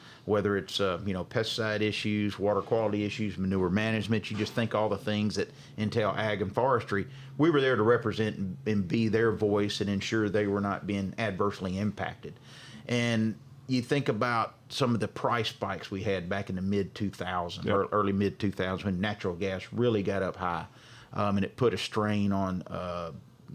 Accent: Carthage, Mississippi, United States; now in Jackson, United States; I'm originally from Carthage, Mississippi. Graduated from there

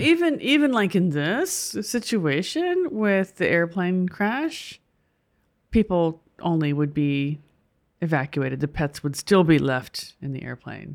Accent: United States; as an American

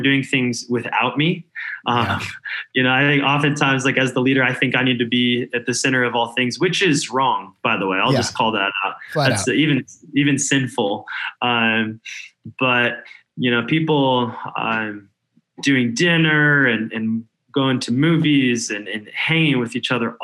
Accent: Denver, Colorado, United States; moved away as an adult; also born or lived in California; now in Denver, United States; I grew up in Denver, but I spent almost 10 years in California

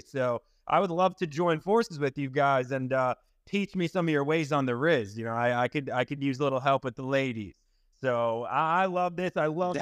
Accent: eastern Long Island, New York, United States; now in Clearwater, United States; I was actually born and raised on Long Island. I'm living in Florida now

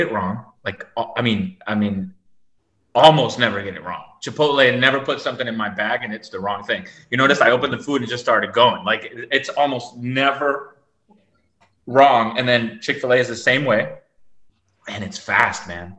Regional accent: Florida, United States; I'm from Florida.

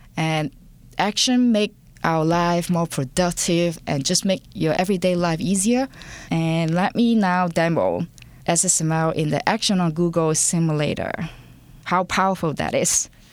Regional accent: Hong Kong; English is a second language; moved away; I was born and raised in Hong Kong, and English is my second language

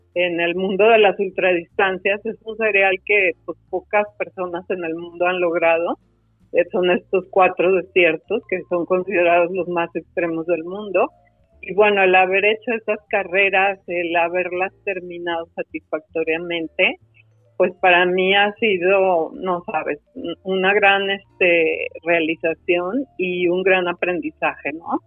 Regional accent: Guadalajara, Jalisco, Mexico; Yo soy de Guadalajara. Guadalajara, Jalisco la tierra de los ojos tapatíos

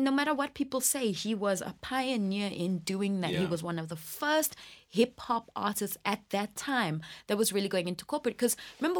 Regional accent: England, United Kingdom; now in South Africa; I was born here and I grew up in England and I came back

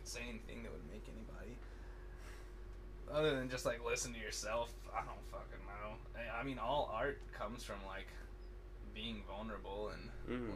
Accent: outside of Dallas, Texas, United States; I grew up outside of Dallas. I've been here for like 10, going on almost like, 10 years, 10 and a half years

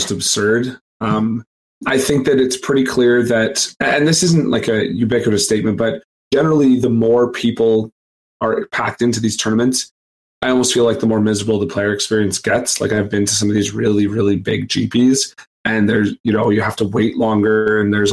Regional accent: Canada; Being a Canadian

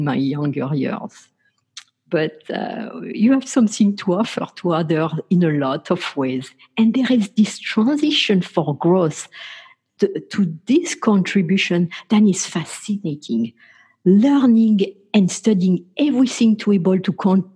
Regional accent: France; I grew up in France

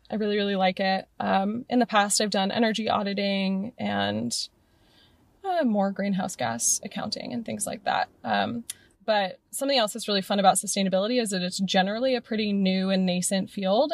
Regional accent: Morgan Hill, California, United States; now in Oakland, United States; I grew up in Morgan Hill

